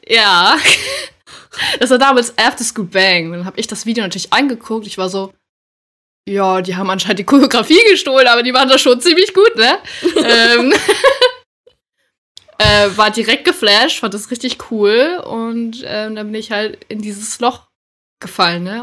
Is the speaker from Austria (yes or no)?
no; Schleswig-Holstein, Germany; moved away as an adult; now in Hamburg, Germany; wohne zurzeit in Hamburg und ab und zu auch mal in Schleswig-Holstein, wo ich aufgewachsen bin